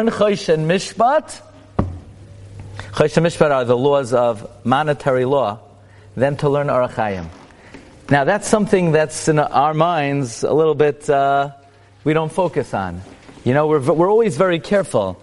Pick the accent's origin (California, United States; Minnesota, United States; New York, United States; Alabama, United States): New York, United States; New York City; I grew up in Brooklyn.